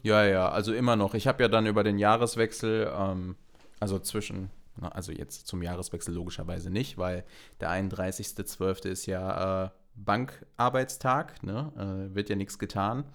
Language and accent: German; North Rhine-Westphalia, Germany; ich komme halt auch aus NRW